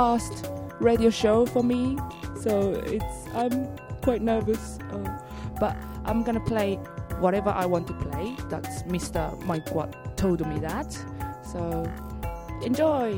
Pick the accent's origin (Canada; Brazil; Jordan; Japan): Japan; accent: Japanese; English is a second language; moved away as an adult; now in London, United Kingdom; I'm from Japan and living in London for 6 years now